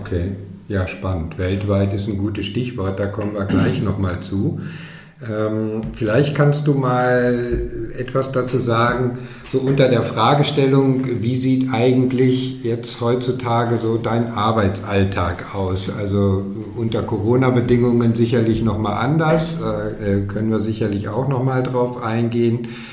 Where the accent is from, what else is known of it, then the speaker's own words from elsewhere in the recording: Dortmund, North Rhine-Westphalia, Germany; moved away; in meiner alten Heimat, in Dortmund